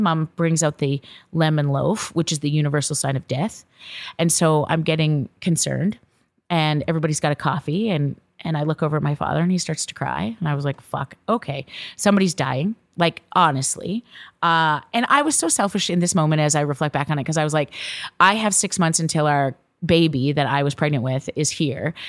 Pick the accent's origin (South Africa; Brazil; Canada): Canada; Viking, Alberta; Viking, Alberta, Canada. And this is the little small farming town that I grew up